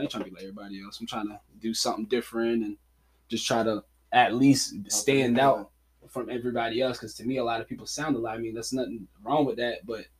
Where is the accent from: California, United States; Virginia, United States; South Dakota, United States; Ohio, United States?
Virginia, United States; Virginia Beach; come out of Virginia Beach. You know, born and raised.